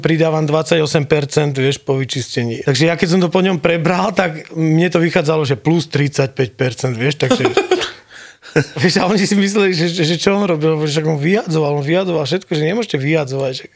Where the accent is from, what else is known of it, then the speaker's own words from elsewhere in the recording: Prievidza, Trenčín Region, Slovakia; moved away as an adult; also born or lived in Germany / Bojnice; now in Kitzbühel, Austria; ja som kokot z Prievidze